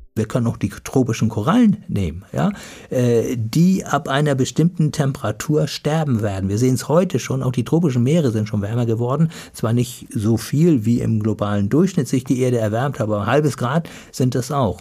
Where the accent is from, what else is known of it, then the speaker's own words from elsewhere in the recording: Germany; Wir als Deutsche